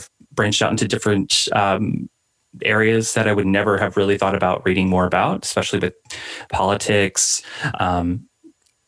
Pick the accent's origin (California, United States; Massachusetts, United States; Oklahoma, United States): Oklahoma, United States; I was born and raised in Oklahoma.